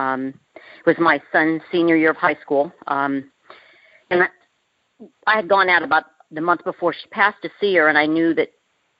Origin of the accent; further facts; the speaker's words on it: Orange County, California, United States; now in Texas, United States; I was raised in Orange County, California